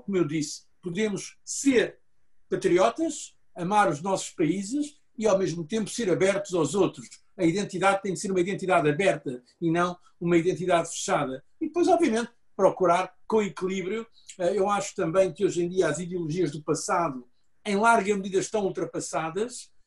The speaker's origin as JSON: {"language": "Portuguese", "country": "Portugal", "said": "eu sou português"}